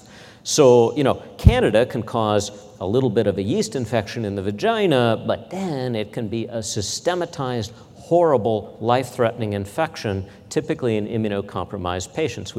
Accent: Midwest, United States; growing up in the Midwest

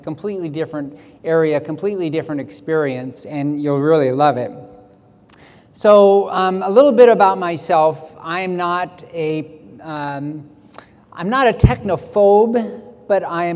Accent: Silverdale, Washington, United States; I'm from Silverdale, Washington

